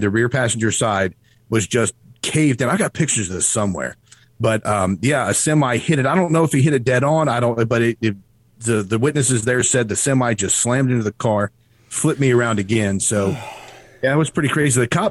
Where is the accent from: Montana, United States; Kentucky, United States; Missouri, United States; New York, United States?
Kentucky, United States; Erlanger; also born or lived in Cleveland, Tennessee; Erlanger, Kentucky, which is, northern Kentucky, which is pretty much where I spent my whole life